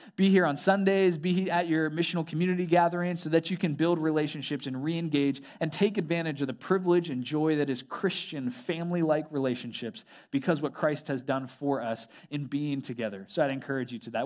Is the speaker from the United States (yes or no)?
yes; Southeastern North Carolina, United States; moved away as an adult; I grew up in Southeastern North Carolina